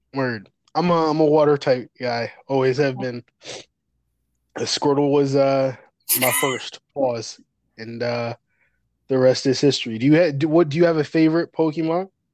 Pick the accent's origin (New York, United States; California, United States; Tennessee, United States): New York, United States; I'm from New York